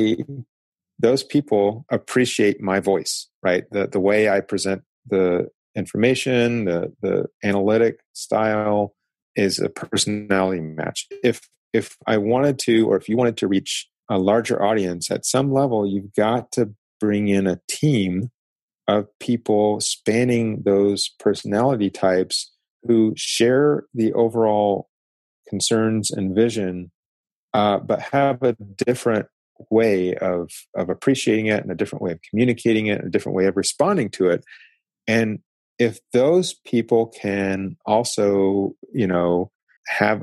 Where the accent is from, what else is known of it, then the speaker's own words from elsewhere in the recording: Tennessee, United States; now in San Diego, United States; I grew up in Tennessee where we had seasons.